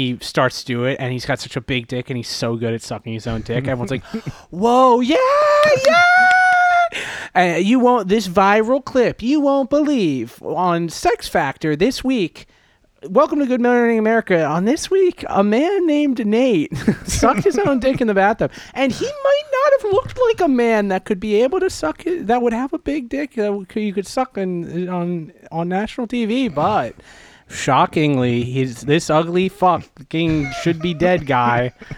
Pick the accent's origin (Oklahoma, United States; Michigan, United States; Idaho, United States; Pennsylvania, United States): Pennsylvania, United States; Media; I'm from Media Pennsylvania.